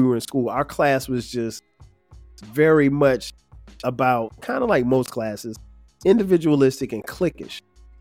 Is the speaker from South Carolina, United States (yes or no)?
yes; Florence, South Carolina, United States; moved away; went back to my hometown, Florence, South Carolina, got a chance to experience homecoming at Wilson High School